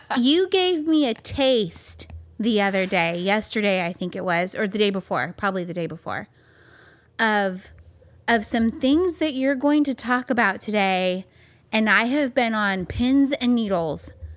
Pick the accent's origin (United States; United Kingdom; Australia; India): United States; California; moved away; growing up in California